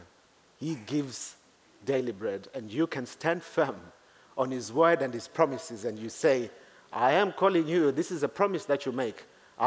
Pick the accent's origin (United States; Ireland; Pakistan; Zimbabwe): Zimbabwe; moved away as an adult; now in Reading, United Kingdom; I come from Zimbabwe